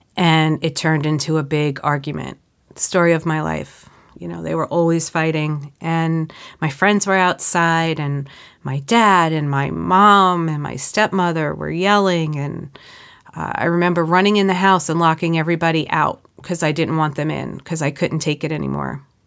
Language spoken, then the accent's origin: English; Suffolk County, New York, United States; I grew up in Suffolk County